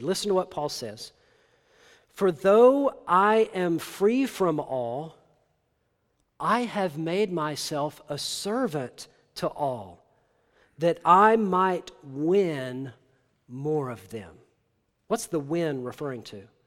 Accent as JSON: {"language": "English", "region": "Tennessee", "country": "United States", "said": "I'm from Tennessee"}